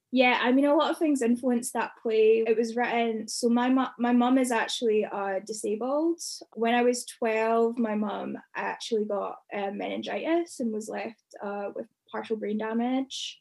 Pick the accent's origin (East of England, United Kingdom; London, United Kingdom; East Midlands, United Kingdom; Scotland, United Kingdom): Scotland, United Kingdom; Glenrothes; moved away; growing up in Glenrothes